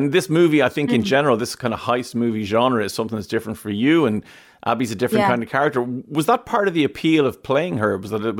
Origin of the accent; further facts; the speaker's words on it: Ireland; I'm Irish. I work for an Irish radio station.